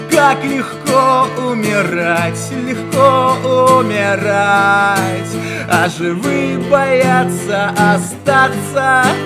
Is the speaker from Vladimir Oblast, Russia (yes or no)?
yes; Murom, Vladimir Oblast, Russia; now in Moscow, Russia; Нет, я из Мурома, я просто в Москве, ну